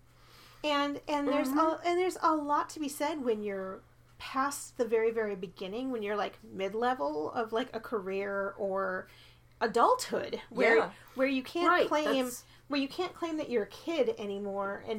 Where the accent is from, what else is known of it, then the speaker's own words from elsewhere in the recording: Minnesota, United States; accent: Minnesotan; moved away; I'm from Minnesota, and I just sounded Minnesotan.